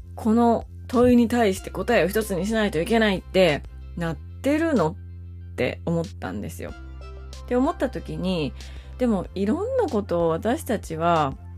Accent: rural northern Kyoto Prefecture, Japan; moved away; also born or lived in Suita, Osaka; 私は京都のもっと田舎出身なんですよ。日本海側のすごく田舎。

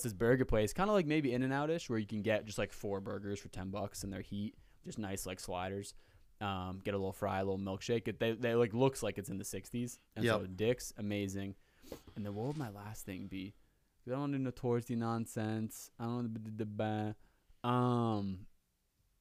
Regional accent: Rhode Island, United States; we grew up in Rhode Island

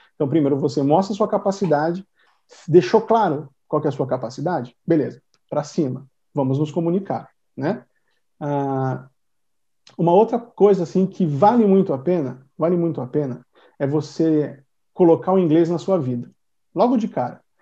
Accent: Brazil; first language Portuguese; I am from Brazil. My first language is Portuguese

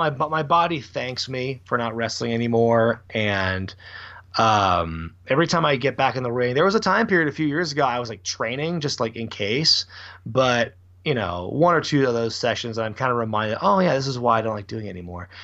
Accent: Portland, Oregon, United States; I'm born and raised in Portland, Oregon

